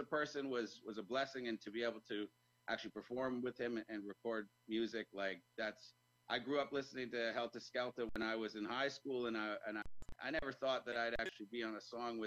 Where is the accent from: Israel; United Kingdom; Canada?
Canada; Toronto, Ontario; I was from Toronto